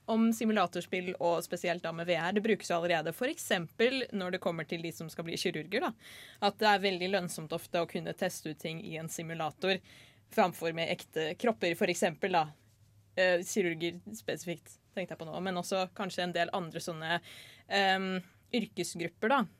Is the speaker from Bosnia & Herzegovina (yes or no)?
yes; Bosnia & Herzegovina; Norwegian is a second language; now in Norway; Jeg er en flyktning fra Bosnia-Hercegovina. Jeg kom til Norge for lenge siden. Jeg snakket ikke norsk